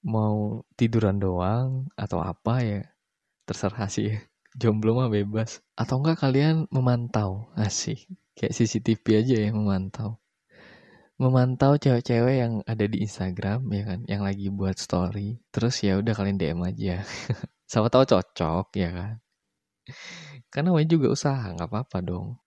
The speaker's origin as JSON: {"language": "Indonesian", "town": "Semarang", "region": "Central Java", "country": "Indonesia", "lives_now": "Surabaya, Indonesia", "said": "gue tuh kuliah di salah satu kampus di kota Surabaya. Gue aslinya Semarang sih, di sini gue ngekos."}